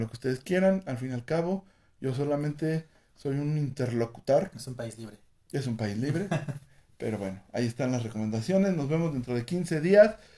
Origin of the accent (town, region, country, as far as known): Mexico